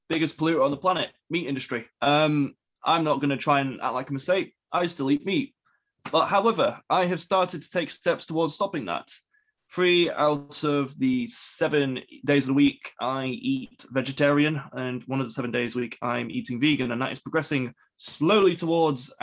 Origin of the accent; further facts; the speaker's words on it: Wakefield, Yorkshire and the Humber, United Kingdom; I'm from Wakefield